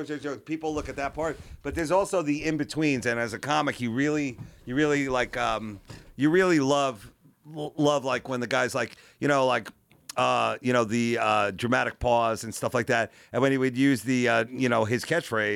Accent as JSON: {"language": "English", "area": "Long Island", "region": "New York", "country": "United States", "tie": "born or raised there", "said": "I grew up on Long Island."}